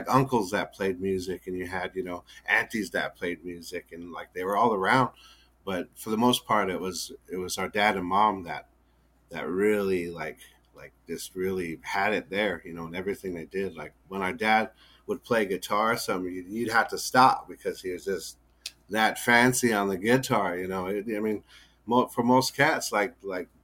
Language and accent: English; Yankton Indian Reservation, South Dakota, United States; I grew up on the Yankton Indian Reservation up there in South Dakota from birth on till roughly probably I think about 29 or so